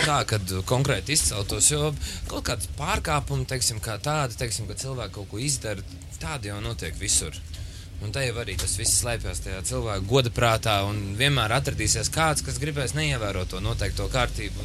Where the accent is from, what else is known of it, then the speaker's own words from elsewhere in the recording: Sigulda, Vidzeme, Latvia; moved away as an adult; now in Riga, Latvia; oriģināls nesmu rīznieks, vispār es esmu no Sigultas novada.